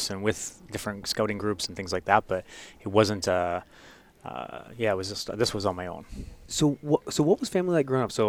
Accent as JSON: {"language": "English", "town": "Vernon", "region": "British Columbia", "country": "Canada", "tie": "born there", "said": "I was born in, in British Columbia in, in, a small town called Vernon, and we moved all across the pra"}